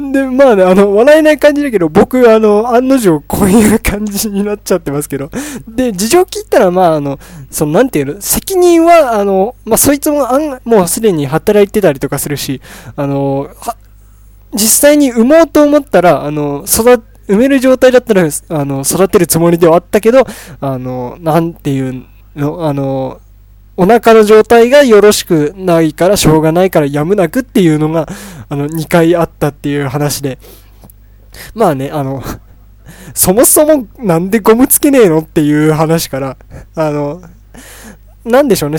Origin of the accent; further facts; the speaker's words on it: Tochigi, Japan; 僕栃木県なんですけど